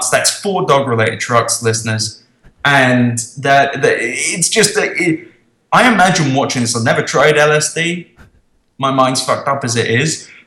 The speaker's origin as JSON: {"language": "English", "region": "Pennsylvania", "country": "United States", "said": "oh, I'm from Pennsylvania."}